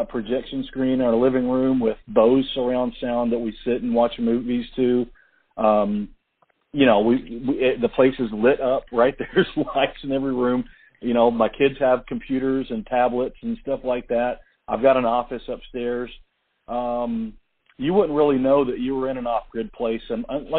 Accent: Atlanta, Georgia, United States; moved away as an adult; now in Tennessee, United States; And she grew up in Atlanta with me

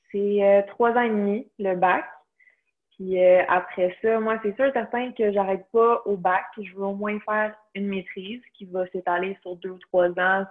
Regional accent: Blainville, Quebec, Canada; also born or lived in Beauce (ancestry); Je suis de Blainville. j'ai toujours habité à Blainville toute ma vie.

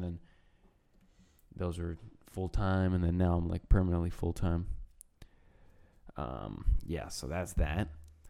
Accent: Spokane, Washington, United States; born or raised there; also born or lived in Stolin, Belarus

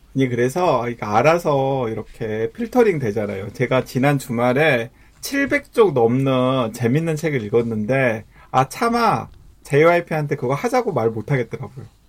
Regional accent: South Jeolla, South Korea; 제가 전라남도에서 태어나서 태어 자라긴 했지만은

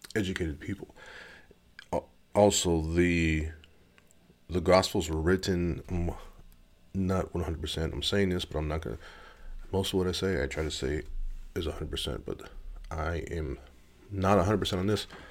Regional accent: Gardena, California, United States; now in Missouri, United States; I was born in Gardena, California. I live in Missouri

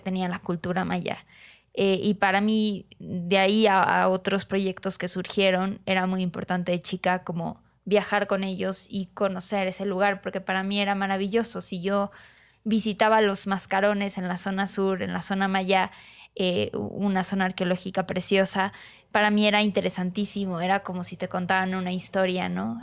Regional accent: Cancún, Quintana Roo, Mexico; moved away as an adult; now in Mexico City, Mexico; crecer ahí, ver la evolución, al menos desde la zona norte, de, de crecimiento de Caribe Mexicano

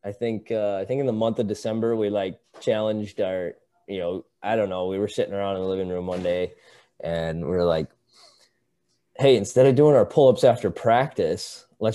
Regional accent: North Dakota, United States; moved away as an adult; also born or lived in Wisconsin; my hometown is 4 miles north of the South Dakota border.

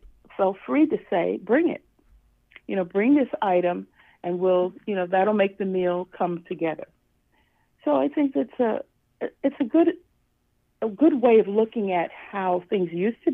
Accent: New York, United States; moved away as an adult; now in Florida, United States; I originally am from New York, and I've settled in Florida since I retired.

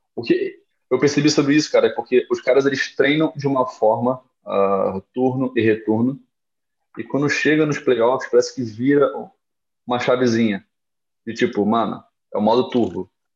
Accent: Rio de Janeiro, Brazil; moved away as an adult; also born or lived in Guarulhos; eu nunca saí do Rio

